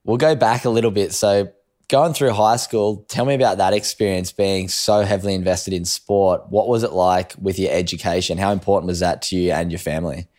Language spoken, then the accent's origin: English; Sydney, New South Wales, Australia; the Harboard Harlequins down where I lived on the Northern Beaches